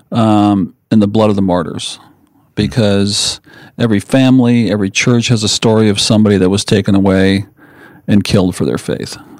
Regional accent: South Windsor, Connecticut, United States; moved away as an adult; also born or lived in California; I grew up in Connecticut and a town called South Windsor.

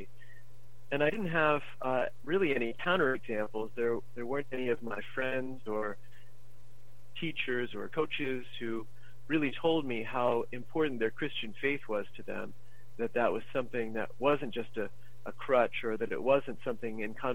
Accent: United States; I grew up in America

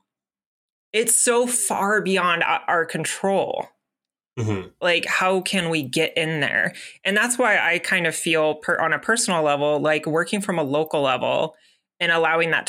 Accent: the South, United States; I grew up in the South

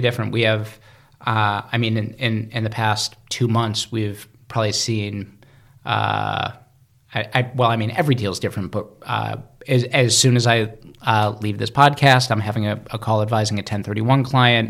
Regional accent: Cleveland, Ohio, United States; moved away as an adult; also born or lived in New York City; I was born in Cleveland, Cleveland, Ohio

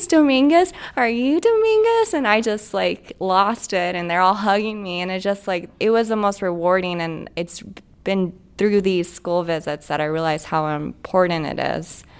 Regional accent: Texas, United States; moved away as an adult; also born or lived in Georgia; I grew up in Texas, is a pretty diverse state.

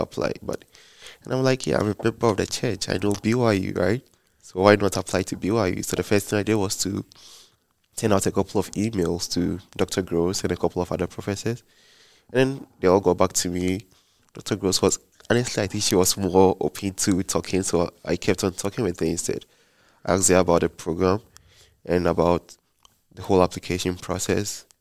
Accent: Ghana; moved away as an adult; now in Provo, United States; I'm from Ghana, West Africa

